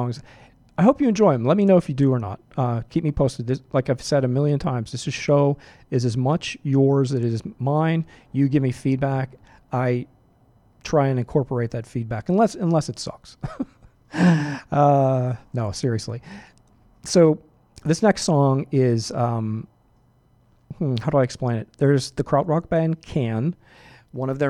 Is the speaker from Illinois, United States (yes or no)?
no; Pittsburgh, Pennsylvania, United States; now in Boston, United States; I'm from Pittsburgh